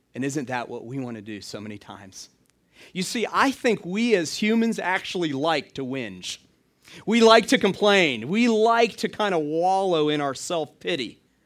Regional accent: Atlanta, Georgia, United States; the town I grew up in, Atlanta, Georgia.

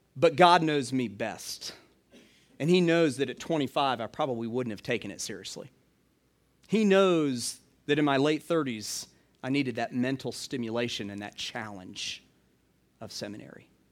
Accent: Atlanta, Georgia, United States; the town I grew up in, Atlanta, Georgia.

